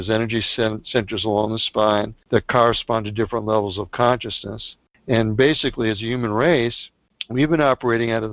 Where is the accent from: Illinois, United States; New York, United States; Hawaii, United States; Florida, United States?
New York, United States; New York City; I was born in Bronx, New York.